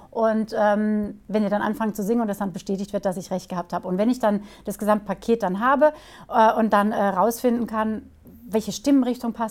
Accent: Karlsruhe, Baden-Württemberg, Germany; born there; also born or lived in Stuttgart / Switzerland / Hamburg; now in Bruchsal, Germany; also, ja, ich, komm, ich bin geboren in Karlsruhe. Ähm

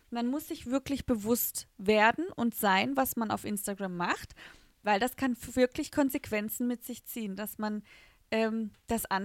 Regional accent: Rastatt, Baden-Württemberg, Germany; dann sage ich, ich komme aus Rastatt.

